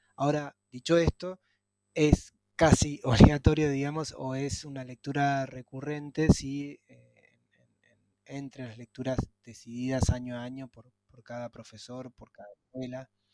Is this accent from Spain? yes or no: no; Argentina